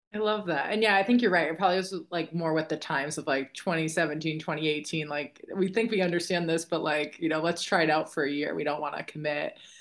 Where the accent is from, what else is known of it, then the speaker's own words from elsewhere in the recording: Boston, Massachusetts, United States; I'm from Boston